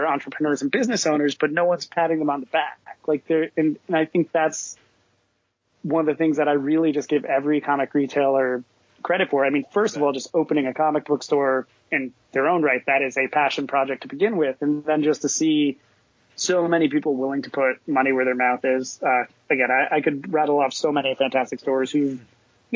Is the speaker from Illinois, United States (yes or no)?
no; New Jersey, United States; also born or lived in New York; I lived there for a long time, and I grew up in Jersey